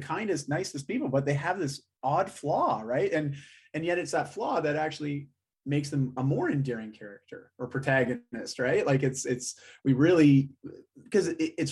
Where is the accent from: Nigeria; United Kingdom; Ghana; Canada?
Canada; I'm Canadian through and through.